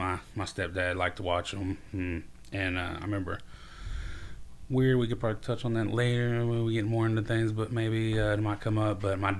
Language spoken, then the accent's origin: English; Oklahoma City, Oklahoma, United States; also born or lived in Fort Worth, Texas; So I'm Oklahoma.